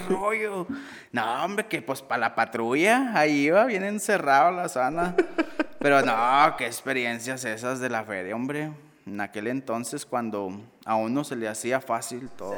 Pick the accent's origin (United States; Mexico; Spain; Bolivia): Mexico; Sabinas, Coahuila